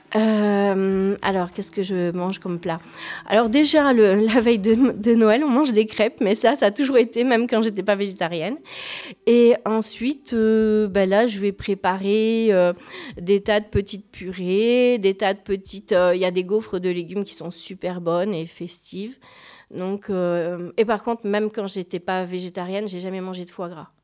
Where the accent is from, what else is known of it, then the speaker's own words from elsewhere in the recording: Gers, Occitania, France; je suis du Gers